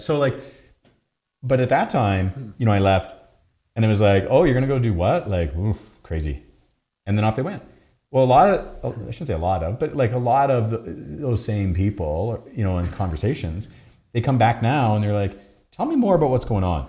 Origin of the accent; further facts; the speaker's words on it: Canada; we're so Canadian